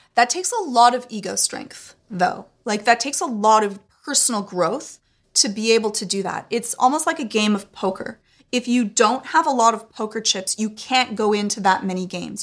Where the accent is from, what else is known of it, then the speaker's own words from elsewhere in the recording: Canada; I'm Canadian